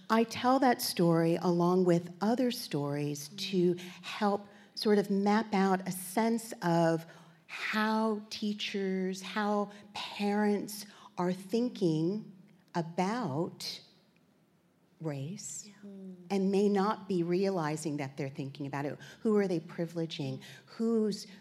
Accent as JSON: {"language": "English", "town": "Virginia Beach", "region": "Virginia", "country": "United States", "tie": "born or raised there", "also_born_or_lived": "New York", "moved": "as an adult", "lives_now": "Australia", "said": "I'm from New York originally, and grew up in Virginia Beach"}